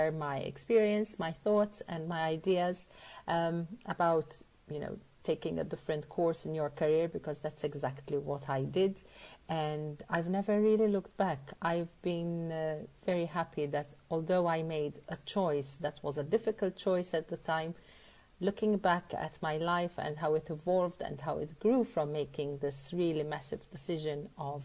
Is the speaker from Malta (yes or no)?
yes; Malta; I'm from Malta.